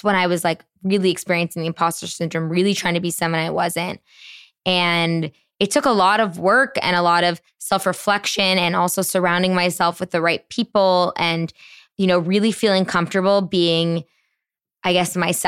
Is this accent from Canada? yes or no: yes; Canada; moved away as an adult; now in New York City, United States; I'm Canadian